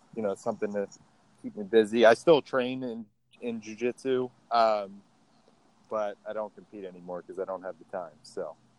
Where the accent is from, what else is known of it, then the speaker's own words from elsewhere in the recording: Baltimore, Maryland, United States; moved away as an adult; also born or lived in Indiana; now in Austin, United States; I was born and raised in in Baltimore, Maryland.